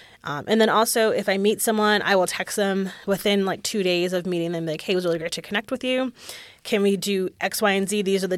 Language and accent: English; New England, United States; now in Austin, United States; Growing up in New England, with it being beautiful there, for, you know, we have four different seasons except for winter.